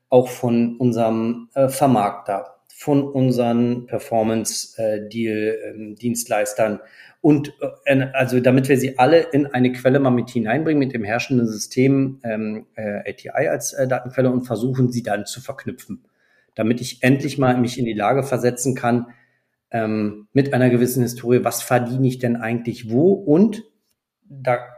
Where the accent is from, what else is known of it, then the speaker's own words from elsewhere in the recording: France; Ich ja. bin selber auch Franzose